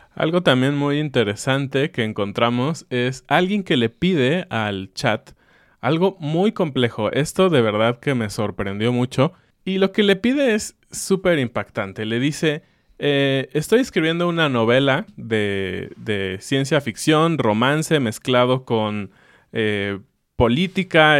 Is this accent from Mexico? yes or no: yes; Mexico; Yo lo veo como mexicano